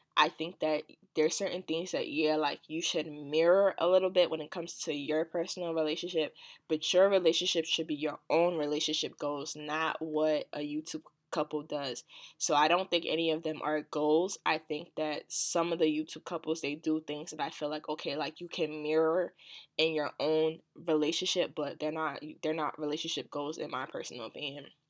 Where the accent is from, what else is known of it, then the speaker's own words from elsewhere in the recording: New Jersey, United States; also born or lived in Washington, D.C.; I'm from Jersey and I go to school, well, yeah, I go to school in D C